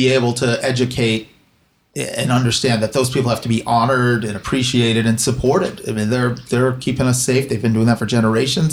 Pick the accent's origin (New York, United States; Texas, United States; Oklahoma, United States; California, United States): California, United States; Los Angeles; I was born at Cedars